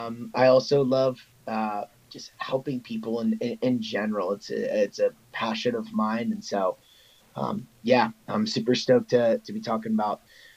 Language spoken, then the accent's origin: English; Olney, Maryland, United States; now in Lancaster, United States; I'm originally from Olney, Maryland. I actually moved around a lot as a kid, but yeah, so I grew up in Maryland, ended up playing collegiate lacrosse at Messiah College